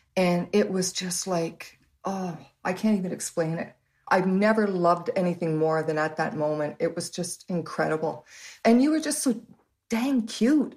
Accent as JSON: {"language": "English", "town": "Waterloo", "region": "Ontario", "country": "Canada", "tie": "born or raised there", "also_born_or_lived": "Canada (born, various cities)", "said": "by the time I was about four or five, we moved to Waterloo, and that's where we've lived ever since"}